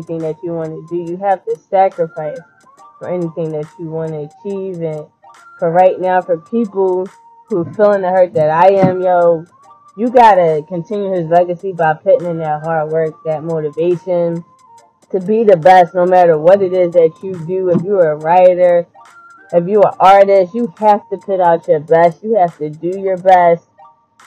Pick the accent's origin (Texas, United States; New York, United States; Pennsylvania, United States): Pennsylvania, United States; Philadelphia; I'm not from LA. I'm from Philly, West Philly all day